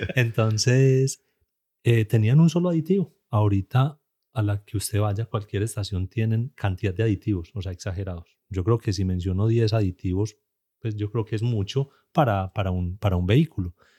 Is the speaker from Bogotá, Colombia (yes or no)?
no; Antioquia, Colombia; accent: paisa; como buen colombiano y como buen paisa